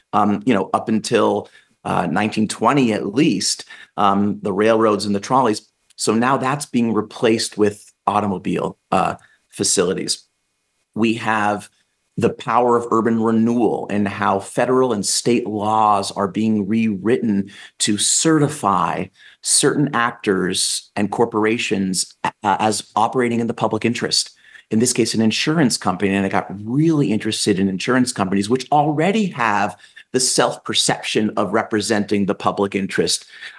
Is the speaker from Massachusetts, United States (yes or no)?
yes; Newton, Massachusetts, United States; I grew up in Newton, Massachusetts. I grew up taking the Green Line, the D train.